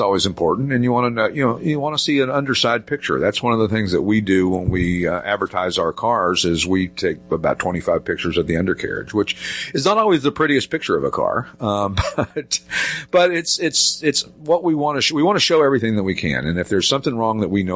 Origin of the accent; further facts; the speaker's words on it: Knoxville, Tennessee, United States; we moved to another area where I grew up in Knoxville, Tennessee